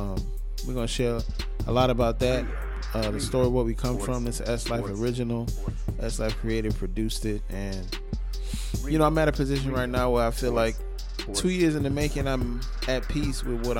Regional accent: New Orleans, Louisiana, United States; also born or lived in Georgia; I'm from New Orleans, Louisiana. I was born in the late 80s

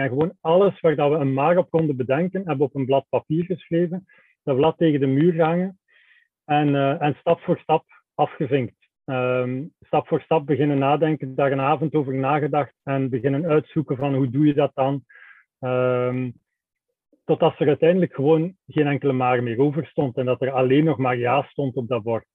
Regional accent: Belgium; wij zijn, wij zijn Belgen

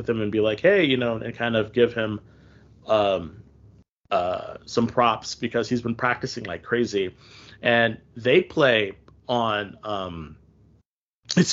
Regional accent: United States; I'm an American

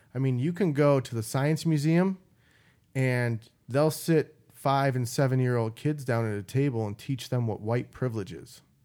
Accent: Midwest, United States; I grew up in the Midwest

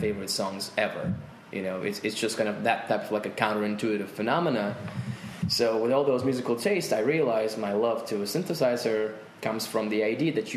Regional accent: Volgograd, Volgograd Oblast, Russia; English is a second language; I'm from Volgograd

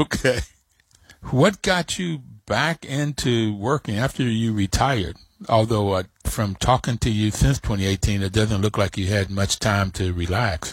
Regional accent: New York City, New York, United States; also born or lived in Kentucky; I was born in New York

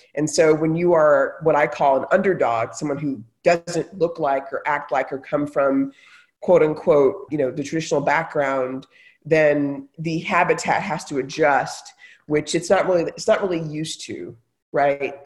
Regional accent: Texas, United States; moved away; also born or lived in Silicon Valley; I grew up in Texas, you know, lived in Silicon Valley.

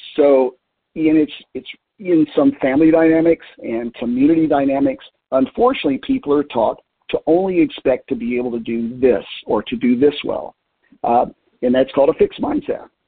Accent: Middlesboro, Kentucky, United States; Appalachia, where I grew up in southeast Kentucky, um, starting with uh, my hometown school in Middlesboro, Kentucky

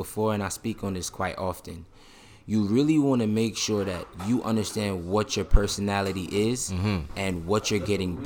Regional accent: New York City, New York, United States; I'm from Brooklyn

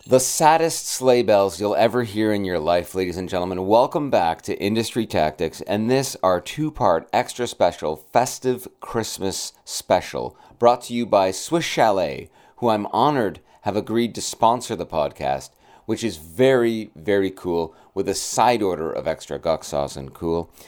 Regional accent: Brampton, Ontario, Canada; my hometown of Brampton, Ontario

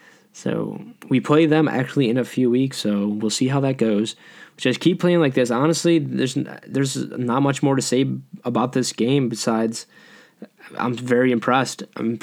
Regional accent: Buffalo, New York, United States; I'm from Buffalo

